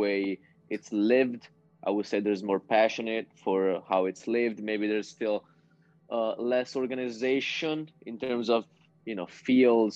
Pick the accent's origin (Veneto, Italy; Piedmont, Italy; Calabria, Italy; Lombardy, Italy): Veneto, Italy; near Verona; also born or lived in North Carolina, United States; I came back home and signed first for a club here near Verona